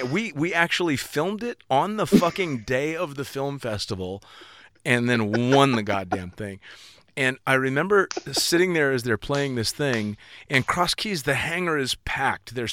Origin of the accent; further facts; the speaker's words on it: California, United States; I'm from fucking Northern California.